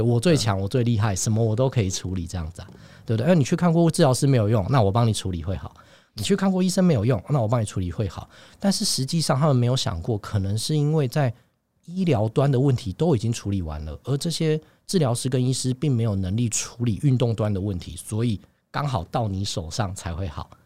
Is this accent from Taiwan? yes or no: yes; Taiwan; also born or lived in New York; 我们台湾人讲的这些系统跟内容